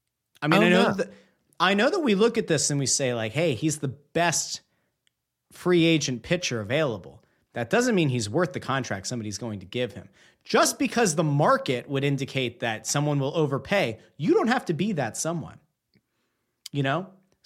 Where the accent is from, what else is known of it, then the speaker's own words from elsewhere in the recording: Pottsville, Pennsylvania, United States; my hometown, Yingling Brewery